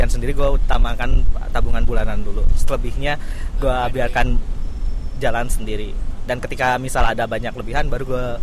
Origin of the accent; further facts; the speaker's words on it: Bandung, West Java, Indonesia; now in Jakarta, Indonesia; Dari Bandung sih